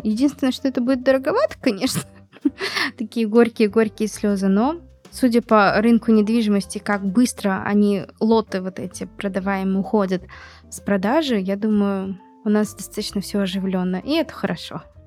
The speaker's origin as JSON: {"language": "Russian", "town": "Magnitogorsk", "region": "Chelyabinsk Oblast", "country": "Russia", "tie": "born or raised there", "said": "в моем родном городе, городе Магнитогорске"}